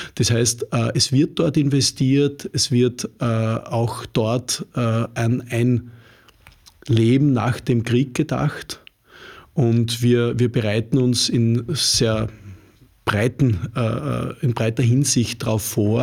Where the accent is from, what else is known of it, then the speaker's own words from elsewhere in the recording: Upper Styria, Austria; moved away as an adult; also born or lived in Upper Austria; now in Vienna, Austria; Ich selber bin Steirer, Obersteirer